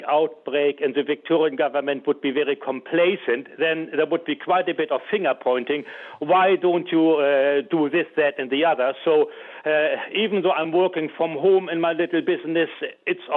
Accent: Germany; English is a second language; also born or lived in Endeavour Hills, Melbourne, Australia; now in Melbourne, Australia; I was born in Germany, but I'm very glad that I'm living in our country for the last 40 years

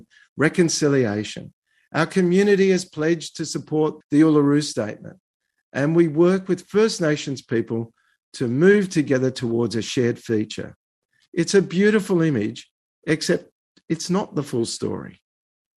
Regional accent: Australia; as a Jew, as an Australian, and as a human rights lawyer

